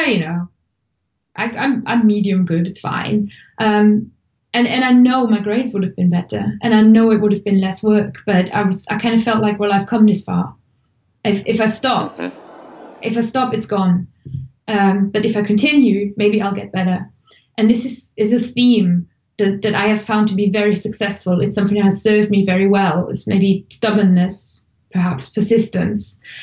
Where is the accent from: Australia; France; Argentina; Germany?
Germany; English is a second language; moved away as an adult; now in United Kingdom; I'm originally from Germany, and I moved to the UK about mm, sort of 14, 15 years ago